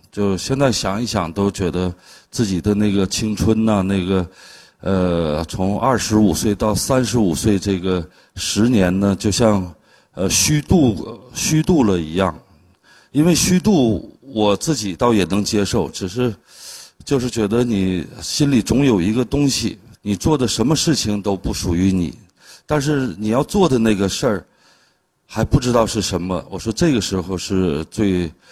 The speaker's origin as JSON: {"language": "Chinese", "country": "China", "tie": "born or raised there", "also_born_or_lived": "Harbin", "moved": "as an adult", "said": "到了十八岁的时候，我就离开了大兴安岭，离开了家，去了哈尔滨去学画儿"}